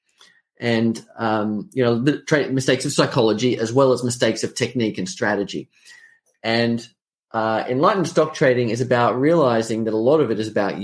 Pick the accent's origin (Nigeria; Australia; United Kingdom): Australia; accent: Australian; I'm an Australian. You can probably tell from the accent.